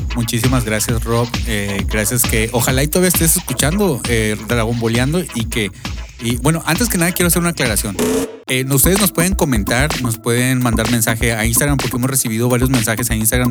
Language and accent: Spanish; Mexico; now in United States; nosotros que somos inmigrantes este, mexicanos viviendo aquí en Estados Unidos